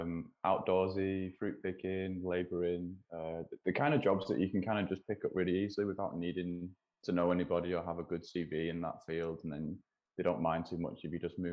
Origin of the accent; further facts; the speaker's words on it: Wigan, North West England, United Kingdom; moved away as an adult; also born or lived in New Zealand; now in Montreal, Canada; I'm from Wigan, but like you said, I've lived a little bit all over